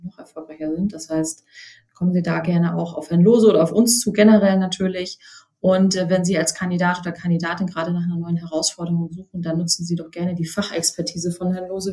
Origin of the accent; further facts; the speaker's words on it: Germany; hier bei uns in Deutschland